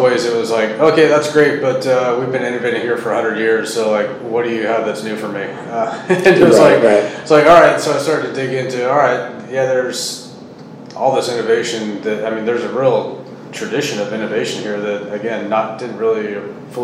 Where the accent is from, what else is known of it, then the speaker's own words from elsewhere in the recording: Salinas, California, United States; I grew up in Salinas and grew up around all these ag operations